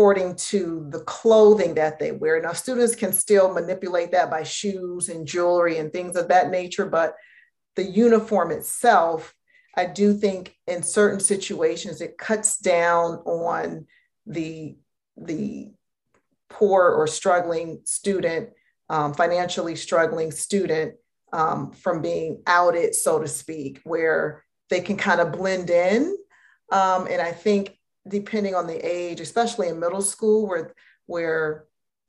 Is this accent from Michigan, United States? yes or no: yes; Detroit, Michigan, United States; I'm from Detroit, and my parents sent us to Catholic schools